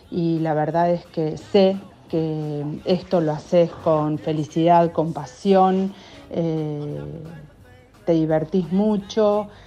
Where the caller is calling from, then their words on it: Buenos Aires, Argentina; soy de Villaluro